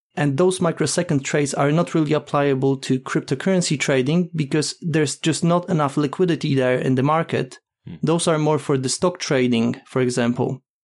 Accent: Poland; now in United Kingdom; currently living in UK, but originally I'm from Poland

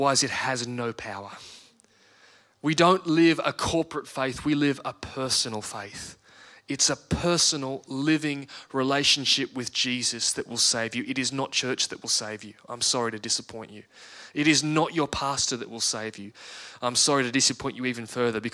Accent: Australia; an Australian citizen

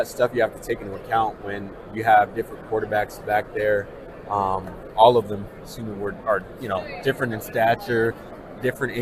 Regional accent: California, United States; moved away; also born or lived in Boise, Idaho / Minneapolis, Minnesota; growing up in California

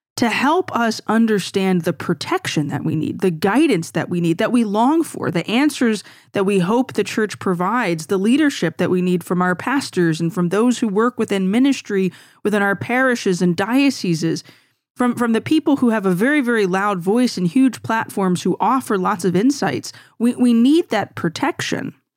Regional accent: Louisiana, United States; I'm from Louisiana

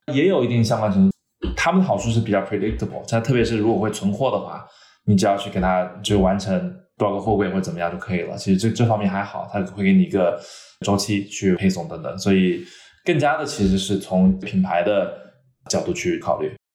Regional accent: the American South, Southern United States, United States; also born or lived in China; now in Los Angeles, United States; 我小时候其实是美国南方长大的

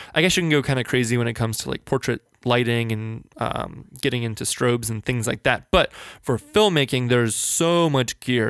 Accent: Northern Virginia, United States; now in Richmond, United States; I grew up in Northern Virginia, just outside of Washington, D C

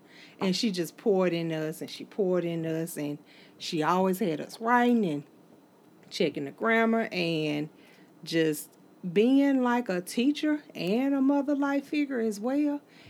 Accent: Holly Springs, United States; moved away; I started teaching in Holly Springs because that's my hometown.

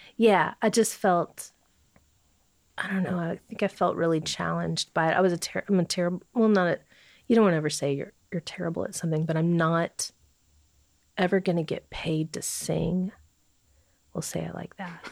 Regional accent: Bowling Green, Kentucky, United States; moved away; I'm from Warren County. So I, uh, I grew up in the country

